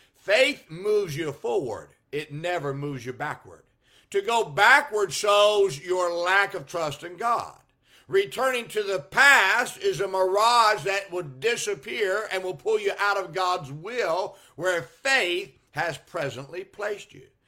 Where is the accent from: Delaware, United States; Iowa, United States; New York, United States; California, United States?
California, United States; Salinas; moved away; I grew up in Salinas, California